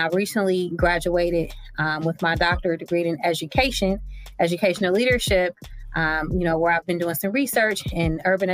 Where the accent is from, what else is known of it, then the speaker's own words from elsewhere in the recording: Cincinnati, Ohio, United States; I'm from Cincinnati, Ohio, and that's where I currently reside right now.